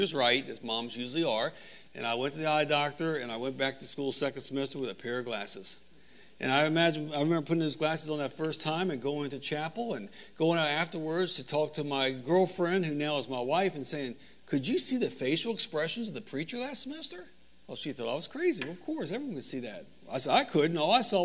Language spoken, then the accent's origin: English; Northern Virginia, United States; I'm from the Northern Virginia area